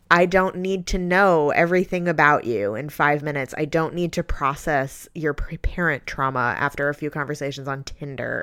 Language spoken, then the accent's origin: English; New York, United States; I grew up in New York